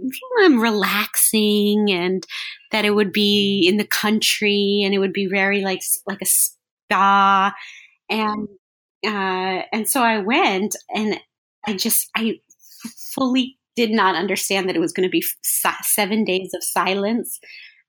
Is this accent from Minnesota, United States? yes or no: no; Los Angeles, California, United States; I was born in Los Angeles